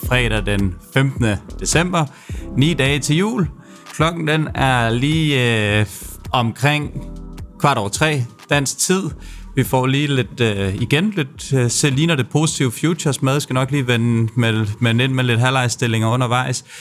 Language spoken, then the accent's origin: Danish; Denmark; man bliver lidt lille smule stolt som, øh, som dansker